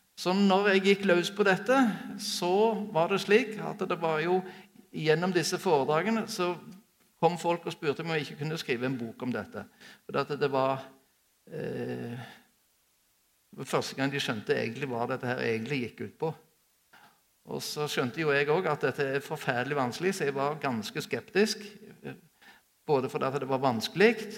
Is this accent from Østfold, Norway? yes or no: no; Sola, Rogaland, Norway; vokste opp på Sola flyplass